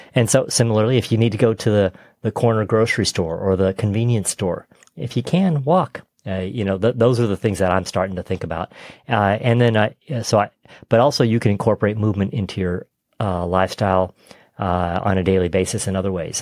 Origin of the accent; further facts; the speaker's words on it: Texas, United States; I grew up in Texas